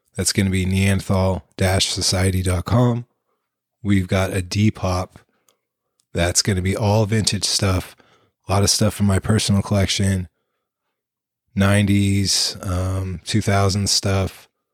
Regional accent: East Bay Area, California, United States; also born or lived in San Francisco, California; I was born in San Francisco, California, March 1982, and grew up in the East Bay Area, California

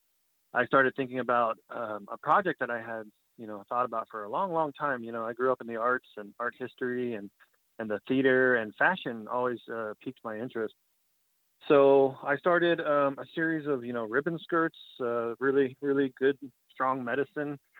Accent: Osage Nation, Oklahoma, United States; I'm from the Osage Nation

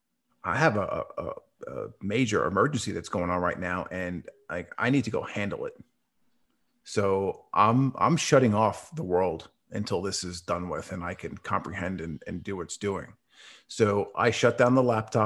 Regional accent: New York, United States; moved away as an adult; now in Dallas, United States; I currently live in Dallas, Texas, but I was born and raised in New York up until about a month ago

